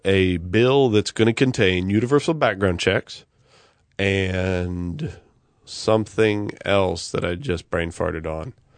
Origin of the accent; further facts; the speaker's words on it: United States; I'm American